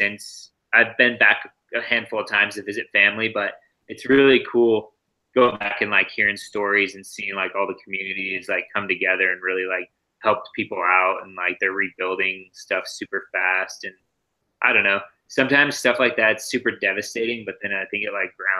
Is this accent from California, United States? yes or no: yes; Santa Rosa, California, United States; also born or lived in Santa Cruz; growing up in Santa Rosa